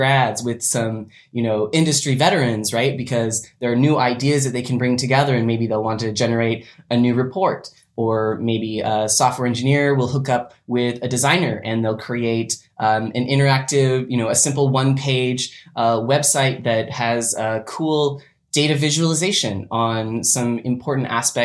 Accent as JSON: {"language": "English", "region": "Western Washington", "country": "United States", "tie": "born or raised there", "said": "I was born and raised in Washington State, Western Washington, the wet side"}